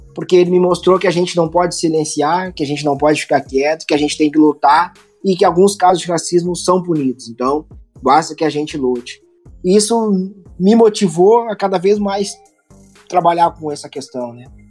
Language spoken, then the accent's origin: Portuguese; Rio Grande do Sul, Brazil; eu sou aqui do Sul, né? Rio Grande do Sul aqui a gente exalta muito